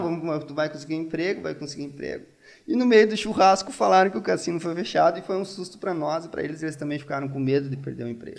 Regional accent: Santo Augusto, Rio Grande do Sul, Brazil; moved away as an adult; also born or lived in Palmeira das Missões, Brazil / Ireland / Italy / Pamplona, Spain; now in Coimbra, Portugal; Eu nasci em Palmeiras das Missões e no outro dia já estava em Santo Augusto

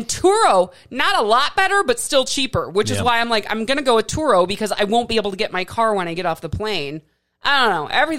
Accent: Milwaukee, Wisconsin, United States; moved away; I'm from Milwaukee.

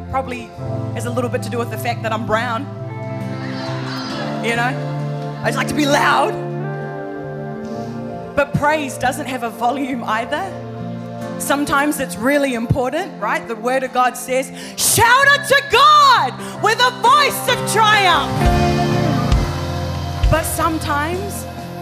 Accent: New Zealand; moved away; also born or lived in United States; I'm from New Zealand

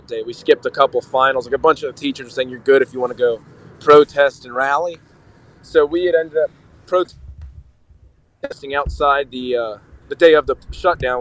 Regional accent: Jacksonville, Florida, United States; moved away as an adult; also born or lived in Birmingham, Alabama / Hattiesburg, Mississippi; I've been a city boy my whole life. I'm from Jacksonville, Florida

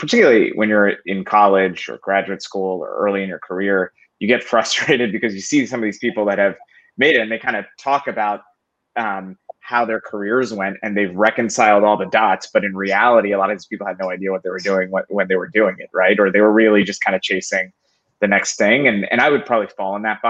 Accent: Philadelphia, Pennsylvania, United States; I'm from Philly

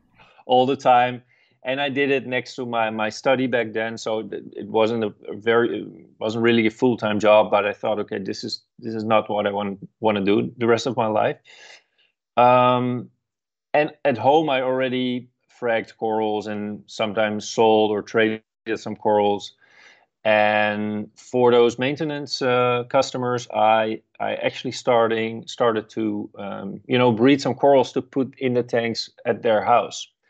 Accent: Netherlands; at the university in, um, close to my hometown.

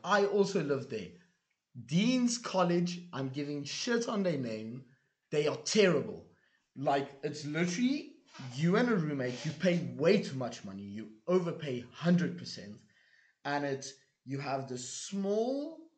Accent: South Africa; now in Budapest, Hungary; I come from South Africa

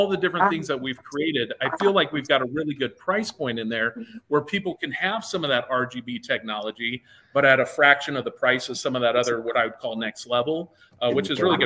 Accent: Nebraska, United States; we're from Nebraska and everybody loves the Cornhuskers

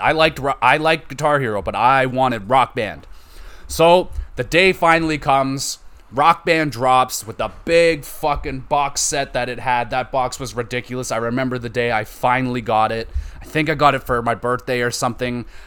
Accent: Canada; I'm Canadian, so we do a school trip to Ottawa

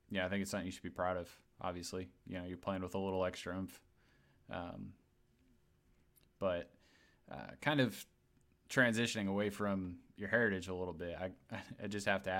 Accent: South Florida, United States; now in Raleigh, United States; I grew up in South Florida

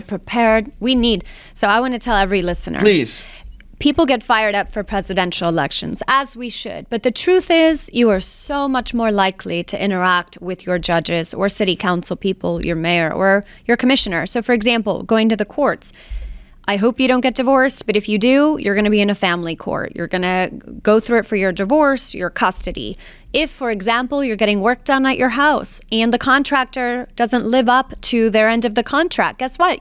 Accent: Laredo, Texas, United States; now in Houston, United States; I'm from Laredo, Texas. Laredo. I'm from South Texas, uh, born and raised on the border, daughter of teachers

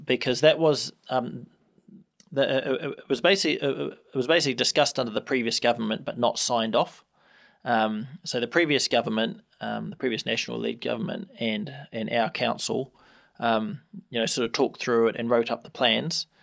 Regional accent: Hamilton, Waikato, New Zealand; also born or lived in Tauranga; I grew up here, Hamilton

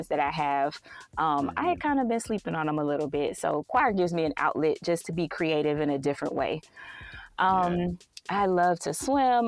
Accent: Waynesboro, Georgia, United States; accent: Southern; moved away as an adult; also born or lived in Atlanta, Georgia; now in Los Angeles, United States; I am originally born and raised in Waynesboro, Georgia

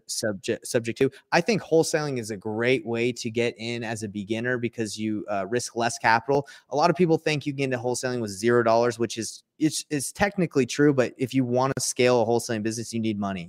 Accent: Atlanta, Georgia, United States; I grew up in Atlanta, Georgia

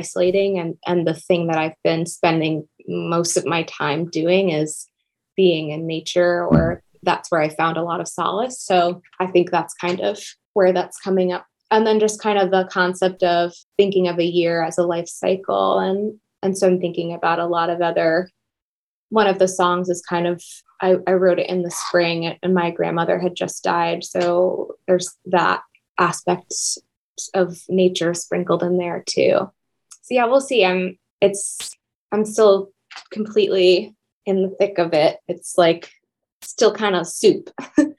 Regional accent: Mashpee, Massachusetts, United States; I grew up on Cape Cod

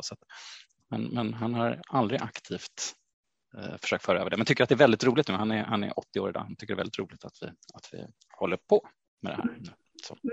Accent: Stockholm, Stockholm County, Sweden; jag är född och uppvuxen i Stockholm

